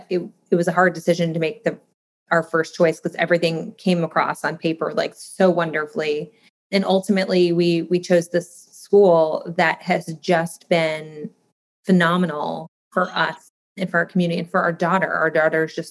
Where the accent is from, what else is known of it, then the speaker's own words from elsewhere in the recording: Midwest, United States; moved away; I grew up in the Midwest